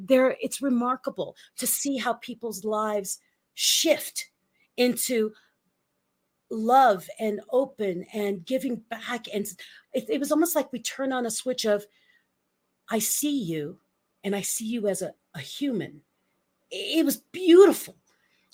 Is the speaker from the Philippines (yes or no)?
yes; Philippines; moved away; I grew up in the Philippines and a very rural part of the Philippines